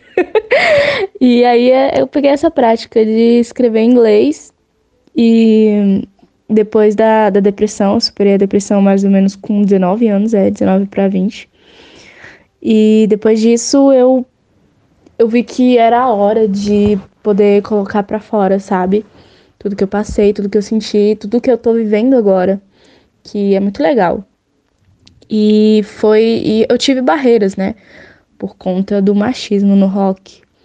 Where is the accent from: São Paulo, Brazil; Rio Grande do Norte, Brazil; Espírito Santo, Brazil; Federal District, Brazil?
Federal District, Brazil; Brasília; eu sou de Brasília